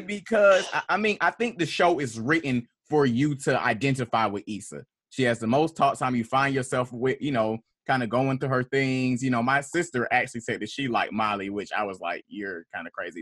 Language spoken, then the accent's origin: English; Atlanta, Georgia, United States; I am a poet from Atlanta, Georgia, from Southwest Atlanta